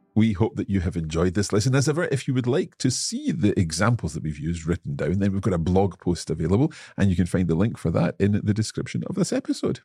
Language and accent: English; Scotland, United Kingdom; yo soy escocés.